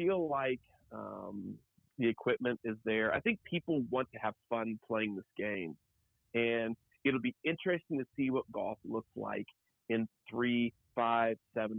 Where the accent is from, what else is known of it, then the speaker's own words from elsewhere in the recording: Oklahoma City, Oklahoma, United States; now in Kansas City, United States; I'm from Oklahoma City